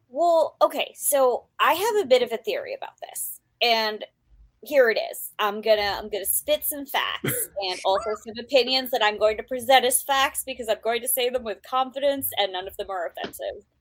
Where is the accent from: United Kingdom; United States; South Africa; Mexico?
United States; born and raised in the United States